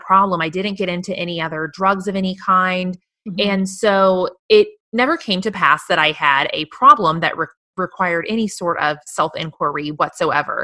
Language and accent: English; Missouri, United States; moved away as an adult; now in Austin, United States; move from my home state of Missouri, a sweet Midwestern girl here